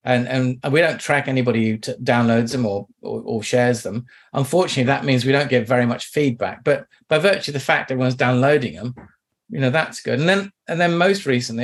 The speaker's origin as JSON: {"language": "English", "town": "Kew", "region": "London", "country": "United Kingdom", "tie": "born or raised there", "also_born_or_lived": "Kingston, London", "said": "I grew up in Kew, where everybody knows Kew Gardens"}